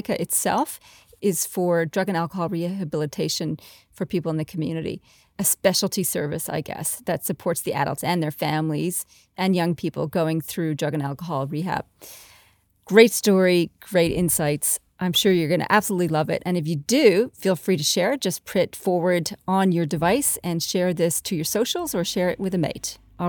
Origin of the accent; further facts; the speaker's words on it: Canada; now in Australia; I'm a Canadian-Australian who loves to work with CEOs